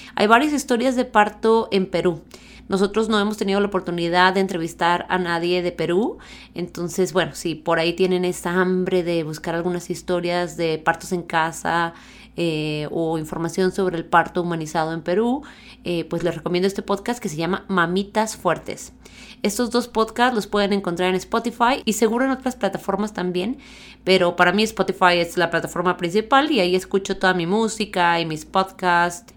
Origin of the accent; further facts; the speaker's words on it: Chihuahua, Mexico; yo también soy de Chihuahua